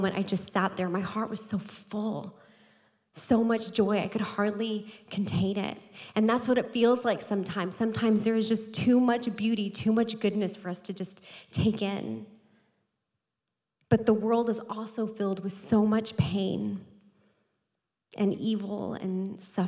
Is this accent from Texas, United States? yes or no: yes; Texas, United States; moved away; I'm from Texas